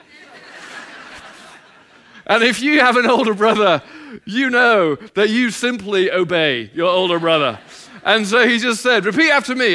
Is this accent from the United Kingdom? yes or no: yes; England, United Kingdom; now in United States; I'm not from America. My wife's Australian. I'm from England